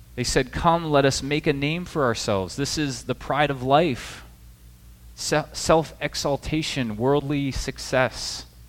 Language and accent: English; Midwest, United States; also born or lived in the South; now in New Jersey, United States; I'm from the Midwest originally